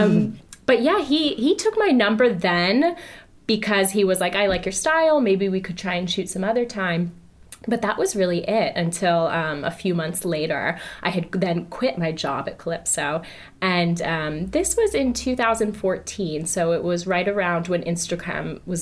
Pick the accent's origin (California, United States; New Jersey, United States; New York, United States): New Jersey, United States; moved away; also born or lived in Philadelphia; I'm a girl from New Jersey